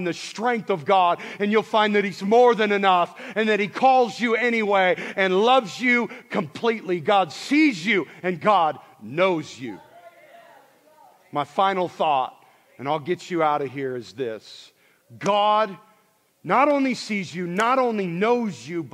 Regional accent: Montana, United States; I grew up in Montana

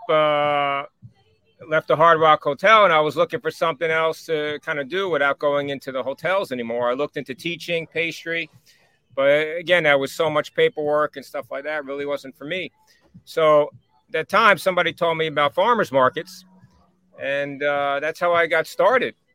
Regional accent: Rockland County, New York, United States; moved away; also born or lived in Spring Valley

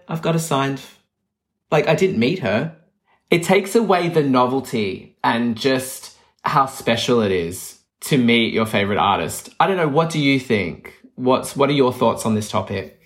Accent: Melbourne, Victoria, Australia; moved away; I'm from Melbourne

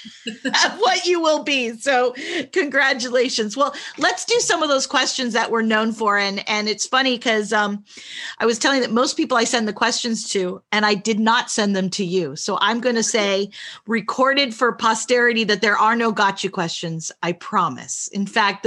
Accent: United States; I'm from the States

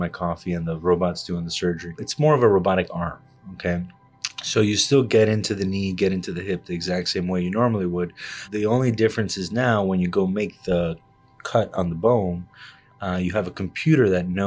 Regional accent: Miami, Florida, United States; moved away as an adult; also born or lived in Havana, Cuba / Chicago; now in New Jersey, United States; I was born in Havana, Cuba, and I grew up in Miami

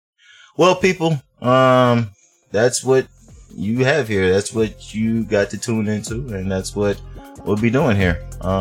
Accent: Atlanta, Georgia, United States; growing up in Atlanta

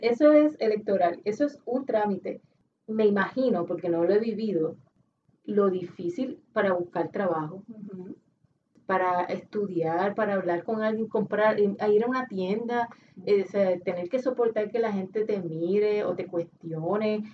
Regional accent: Puerto Rico; nosotros como puertorriqueños

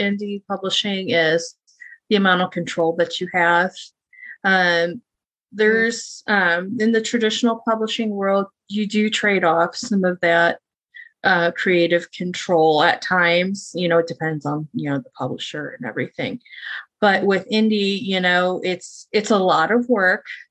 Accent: Midwest, United States; I am born and raised in the Midwest.

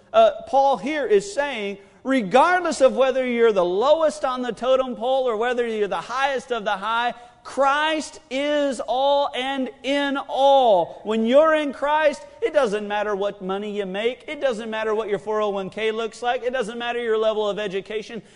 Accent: United States; I am an American

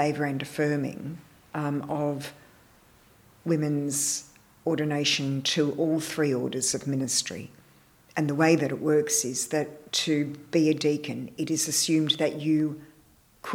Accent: Melbourne, Victoria, Australia; moved away as an adult; now in Perth, Australia; I came back to Melbourne, which was my hometown

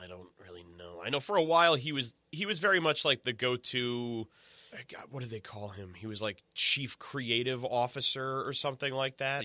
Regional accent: United States; we grew up outside of New York

